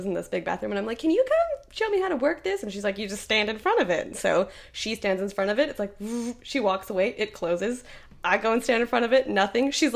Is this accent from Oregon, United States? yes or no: yes; Oregon, United States